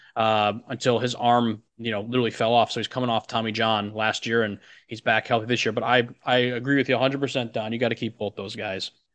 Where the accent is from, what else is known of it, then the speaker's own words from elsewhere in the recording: Chicago suburbs, Illinois, United States; moved away; I'm from Illinois, the Chicago suburbs